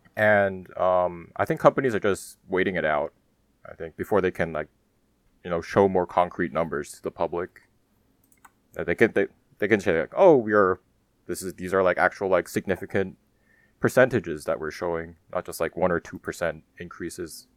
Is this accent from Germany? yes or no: yes; Germany; born or raised there; moved away; also born or lived in South Korea